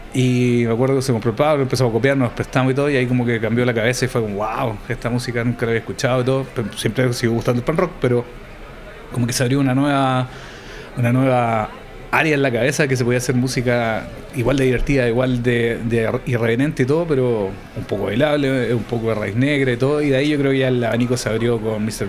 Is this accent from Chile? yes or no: yes; Chile; éramos los invitados internacional, chileno